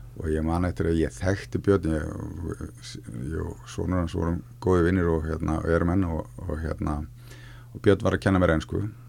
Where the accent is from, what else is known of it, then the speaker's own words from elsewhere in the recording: Akranes, Western Region, Iceland; ég fættur 1968 á Akrænisi og er skagamæður í húð og hár og allt mitt fólk er þar að mæstu leiti en þá og, og hérna mm, náttúrulega bara elst þar upp